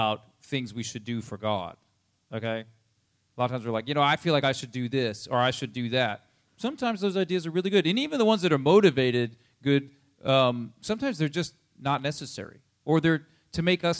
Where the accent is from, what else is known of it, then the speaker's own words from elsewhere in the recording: United States; we're American